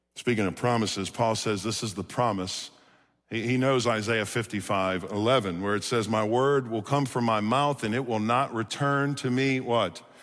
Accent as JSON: {"language": "English", "town": "Chalmette", "region": "Louisiana", "country": "United States", "tie": "born or raised there", "said": "born and raised in New Orleans, Louisiana. Anybody from Louisiana in here? Okay, I'm from Chalmette, if you know where that is."}